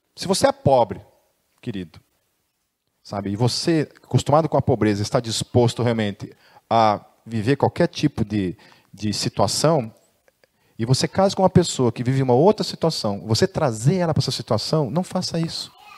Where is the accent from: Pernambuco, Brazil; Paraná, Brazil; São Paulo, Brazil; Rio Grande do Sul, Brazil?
Paraná, Brazil; Foz do Iguaçu; born or raised there